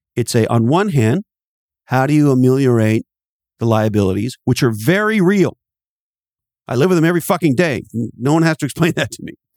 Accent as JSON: {"language": "English", "country": "Canada", "moved": "yes", "said": "I'm originally from Canada, and there's an expression we have in Canada"}